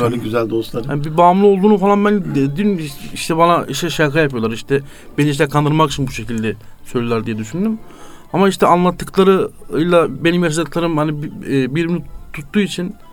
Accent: Siirt Province, Turkey; e, Siirtliyim, 28 yaşındayım.

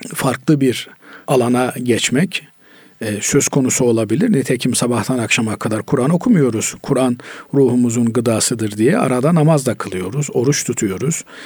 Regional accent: Black Sea Region, Turkey; bizim Karadeniz'de mısır ağırlıklı insanlar beslenir

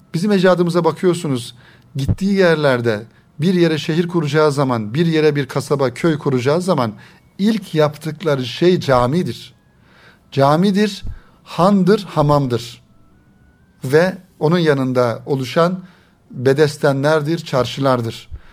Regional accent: Turkey; bizim Türkiye'de genellikle ana dilimiz Arapça olmadığından dolayı

